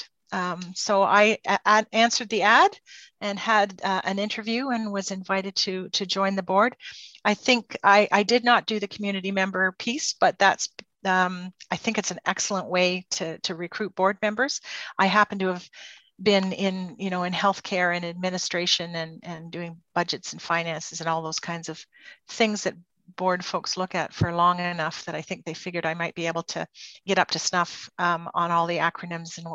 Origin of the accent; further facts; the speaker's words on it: Port Hope, Ontario, Canada; also born or lived in Peterborough; I grew up in Port Hope. This is my home community.